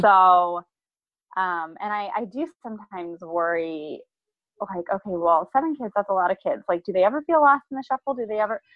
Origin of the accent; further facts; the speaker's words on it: Iowa, United States; now in Columbia, United States; we're originally from Iowa